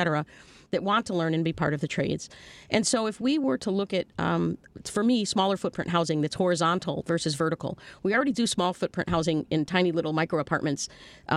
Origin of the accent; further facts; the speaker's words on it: Chicago, Illinois, United States; I grew up right near Cabrini Green.